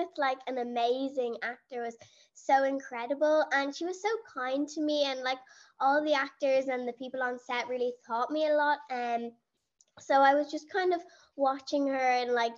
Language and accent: English; Dublin, Leinster, Ireland; I'm 13 years old and I'm from Dublin in Ireland.